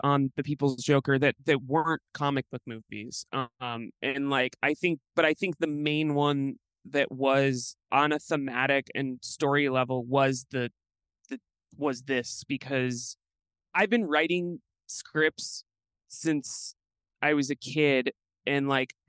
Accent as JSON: {"language": "English", "region": "Midwest", "country": "United States", "tie": "born or raised there", "said": "growing up in the Midwest"}